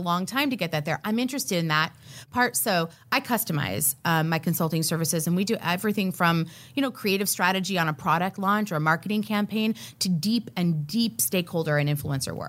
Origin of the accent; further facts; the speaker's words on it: Miami, Florida, United States; when I was a young girl growing up in Miami, Florida